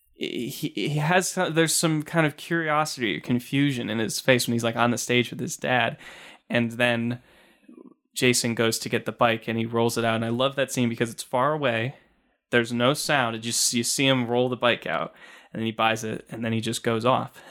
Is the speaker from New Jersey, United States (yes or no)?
no; Binghamton, New York, United States; being from, you know, Binghamton